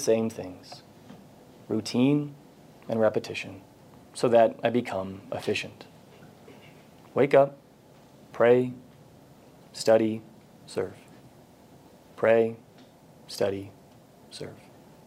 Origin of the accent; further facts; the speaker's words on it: Texas, United States; I grew up in Texas